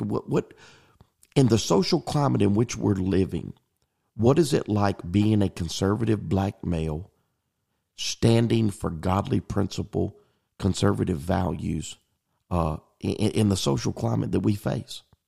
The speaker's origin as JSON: {"language": "English", "town": "Pascagoula", "region": "Mississippi", "country": "United States", "tie": "born or raised there", "said": "as a native of the Mississippi Gulf Coast, growing up in Pascagoula, Mississippi"}